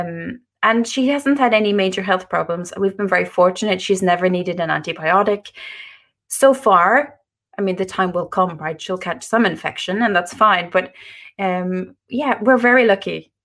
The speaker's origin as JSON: {"language": "English", "country": "Ireland", "moved": "as an adult", "lives_now": "Norway", "said": "I live in Norway. I'm Irish, but, uh, we live in Norway now"}